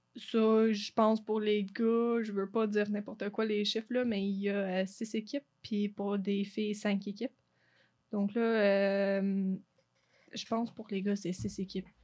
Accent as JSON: {"language": "French", "area": "Lac-Brome", "region": "Quebec", "country": "Canada", "accent": "anglophone", "first_language": "English", "second_language": "French", "moved": "as an adult", "lives_now": "Sherbrooke, Canada", "said": "je viens de Lac-Prom"}